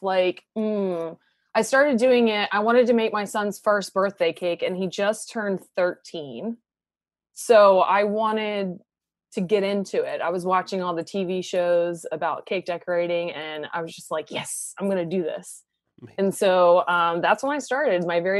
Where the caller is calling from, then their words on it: Baltimore, Maryland, United States; I'm calling from just outside of Baltimore.